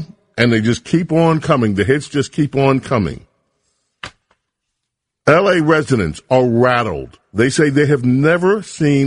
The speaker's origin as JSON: {"language": "English", "town": "New York City", "region": "New York", "country": "United States", "tie": "born or raised there", "said": "I'm from Queens. I grew up in Hollis, Queens, St. Albans, Queens, Jamaica, Queens."}